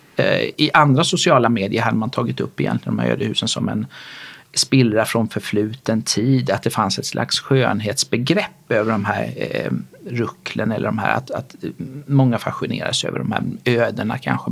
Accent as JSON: {"language": "Swedish", "area": "Småland, outside Kalmar", "region": "Kalmar County", "country": "Sweden", "tie": "born or raised there", "also_born_or_lived": "Gothenburg, Sweden / Malmö, Sweden / Lund, Sweden / Stockholm, Sweden", "moved": "yes", "said": "Jag är smålänning utanför Kalmar från början"}